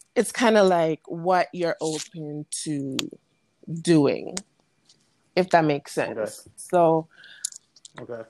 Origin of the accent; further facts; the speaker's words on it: U.S. Virgin Islands; moved away as an adult; now in Alabama, United States; I'm from St. Thomas. Um, I went to uh, if you're familiar with St. Thomas, I attended the SDA school from K through 12. Um, then I moved to Alabama